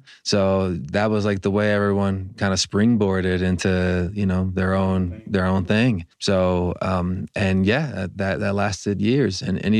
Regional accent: Los Angeles, California, United States; Yeah, I was born in LA.

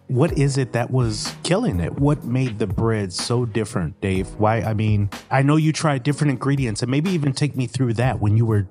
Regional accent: Milwaukee, Wisconsin, United States; now in Raleigh, United States; I'm originally from Milwaukee, Wisconsin. I live in Raleigh, North Carolina

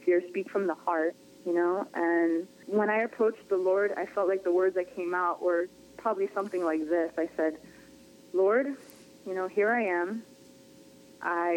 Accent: Worcester, Massachusetts, United States; moved away as an adult; now in Florida, United States; I grew up in Worcester. It's like right in the middle.

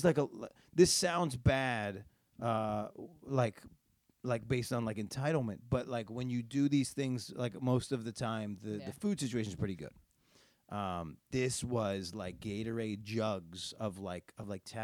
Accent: Syracuse, New York, United States; also born or lived in New Jersey; now in Hoboken, United States; I'm from upstate New York

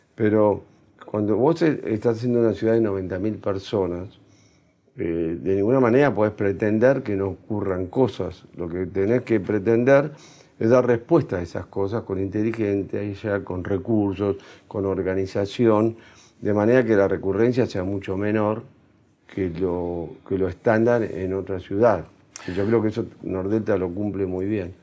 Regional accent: Argentina; nosotros también estamos para quedarnos para vivir acá, donde yo nací, donde está mi familia, donde está mi raíz

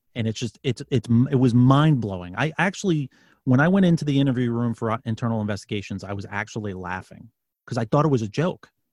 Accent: New York City, New York, United States; now in Virginia, United States; I'm from New York City. I'm a, I'm I live in Virginia now. I'm from New York City

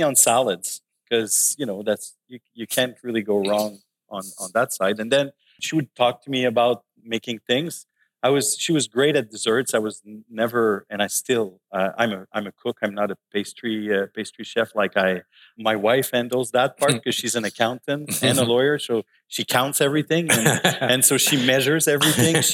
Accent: Laval, Quebec, Canada; also born or lived in Montreal; I grew up in Laval. In Champfleury. I actually was born in Montreal in Hansik. When I was 1 year old, we moved to Laval.

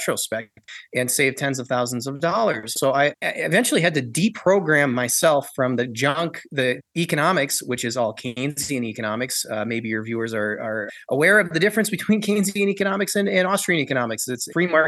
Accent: Minnesota, United States; moved away as an adult; also born or lived in Lebanon; I grew up in Minnesota in the U.S.

